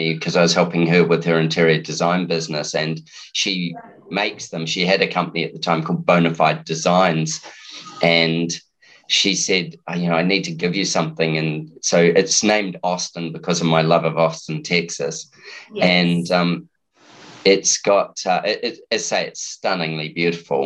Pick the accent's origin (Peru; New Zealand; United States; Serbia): New Zealand; now in Brisbane, Australia; being a Kiwi